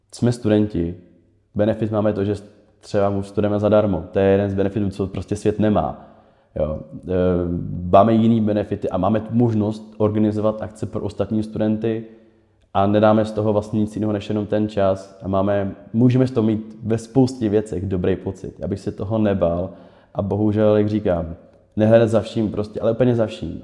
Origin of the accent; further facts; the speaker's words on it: Prague, Czechia; já jsem Pražák